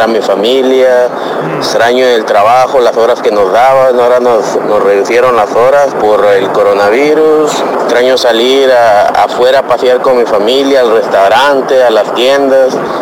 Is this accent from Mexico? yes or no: yes; Mexico; moved away; yo extraño ir a mi tierra, a México